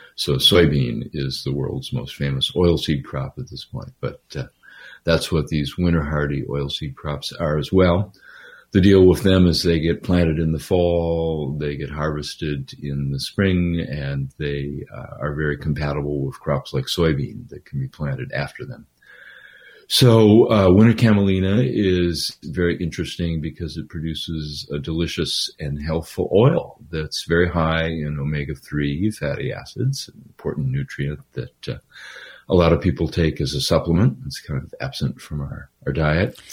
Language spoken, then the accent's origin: English; Minnesota, United States; I'm from Minnesota originally.